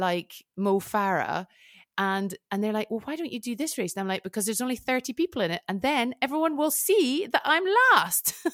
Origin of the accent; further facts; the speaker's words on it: United Kingdom; now in Switzerland; I'm British, but I've lived in Switzerland for a long time